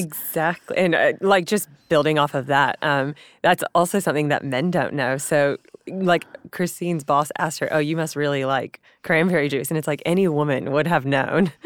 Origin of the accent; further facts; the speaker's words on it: San Diego, California, United States; moved away as an adult; also born or lived in Los Angeles; now in Sydney, Australia; I'm from San Diego, California